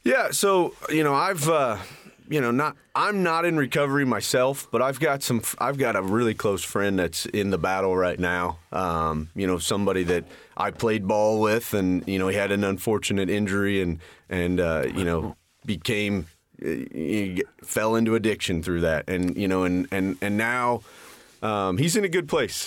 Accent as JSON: {"language": "English", "town": "Richmond", "region": "Indiana", "country": "United States", "tie": "born or raised there", "said": "I was born and raised in Richmond, Indiana. Still, still live there"}